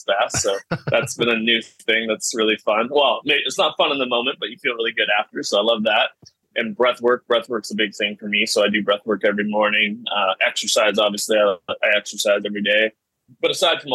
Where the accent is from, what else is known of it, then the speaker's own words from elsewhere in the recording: Vancouver, British Columbia, Canada; I was born in Vancouver, Canada. My parents got divorced when I was 7. So I was just raised by my mom after